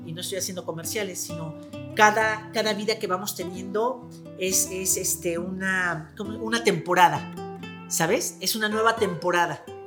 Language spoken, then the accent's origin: Spanish; Mexico; como mexicanos